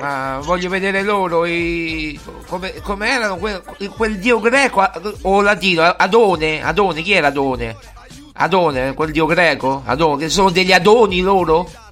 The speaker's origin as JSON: {"language": "Italian", "town": "Rome", "region": "Lazio", "country": "Italy", "said": "non sono neanche eh, di San Basilio, sono di Coglianiene."}